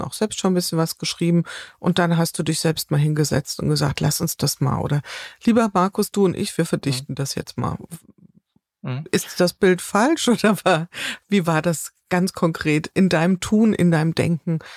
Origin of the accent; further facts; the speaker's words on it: Taunus, Hesse, Germany; in meinem Heimatort in, in Taunus